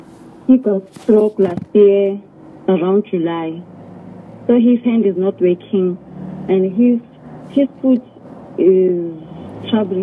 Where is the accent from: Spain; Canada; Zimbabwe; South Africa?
South Africa; Mpumalanga; I'm from Mpumalanga.